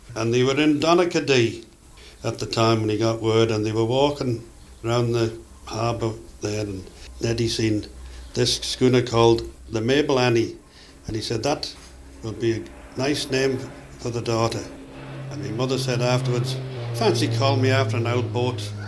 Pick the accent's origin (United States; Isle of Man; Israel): Isle of Man; where I come from. I'm from the Isle of Man